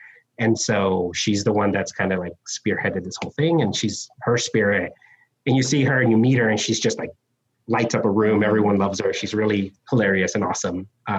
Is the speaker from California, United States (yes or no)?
no; Texas, United States; I'm from South Texas, 98% Mexican-American kind of background, and come to New Orleans